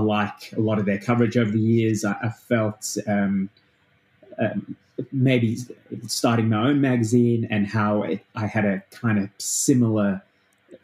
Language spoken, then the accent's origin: English; South Africa; now in Australia; I didn't grow up in Australia. I grew up in South Africa. And when I moved to Australia